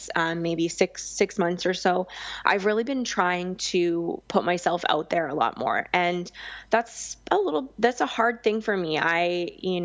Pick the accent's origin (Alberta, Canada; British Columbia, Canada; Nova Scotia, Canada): British Columbia, Canada; Victoria; moved away as an adult; also born or lived in Vancouver Island; now in Vancouver, Canada; Because I grew up in Victoria